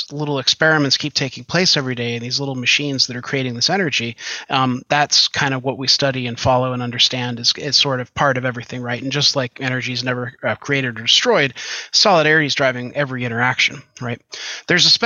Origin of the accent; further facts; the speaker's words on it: Western New York, United States; I grew up out in Western New York